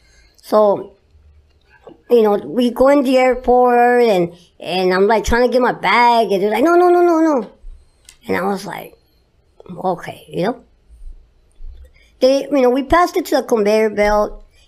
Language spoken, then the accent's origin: English; Huntington Park, California, United States; No, not really. I come from Huntington Park.